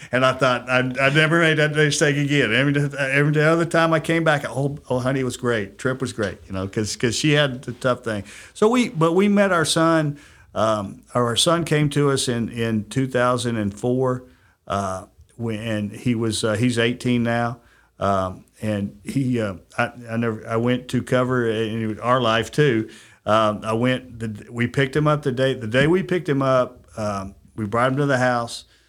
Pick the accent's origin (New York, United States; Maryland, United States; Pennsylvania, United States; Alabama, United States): Alabama, United States; Huntsville; also born or lived in California; I grew up in Huntsville, went to Grissom High School